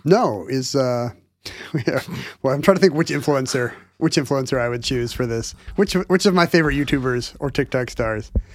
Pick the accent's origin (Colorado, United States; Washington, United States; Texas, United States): Washington, United States; Seattle; from Northeast Seattle where I was watching it